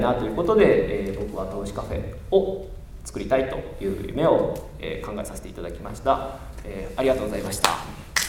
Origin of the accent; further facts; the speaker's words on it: Okayama, Japan; moved away as an adult; also born or lived in Osaka; その後岡山トヨペットを地元に帰ってまいりまして